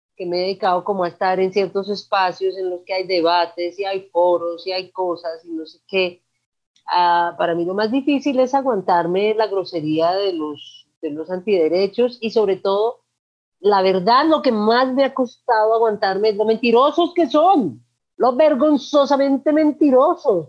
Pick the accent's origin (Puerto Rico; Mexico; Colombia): Colombia; Manizales, Caldas; also born or lived in Cali, Colombia; Yo nací en Cali, pero me crié en Manizales